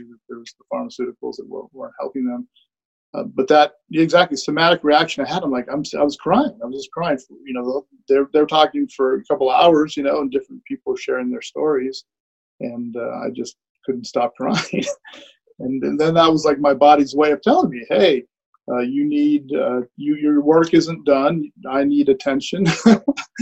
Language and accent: English; Hawaii, United States; moved away; I grew up in Hawaii where cannabis was decriminalized